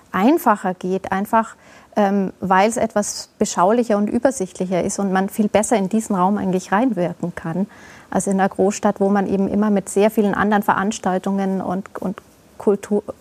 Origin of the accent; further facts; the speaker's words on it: Augsburg, Bavaria, Germany; natürlich in Augsburg für mich nochmal eine ganz andere Sache, als es in einer anderen Stadt wäre. Das ist meine Heimatstadt.